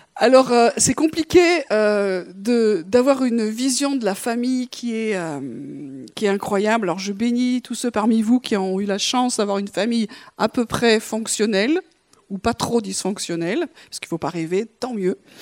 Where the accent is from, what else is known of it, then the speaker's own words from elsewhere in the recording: France; on est Français